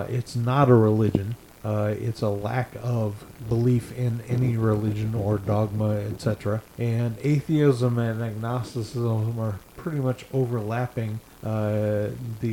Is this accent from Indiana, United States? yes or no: yes; Indiana, United States; also born or lived in Ohio / Texas / California; now in Florida, United States; Born in Ohio, grew up in Indiana.